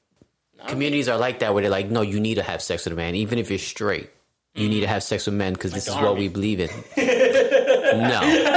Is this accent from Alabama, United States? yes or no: no; New York, United States; I grew up in New York.